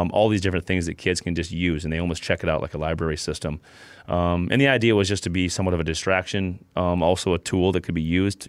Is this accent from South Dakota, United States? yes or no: yes; South Dakota, United States; I'm from South Dakota.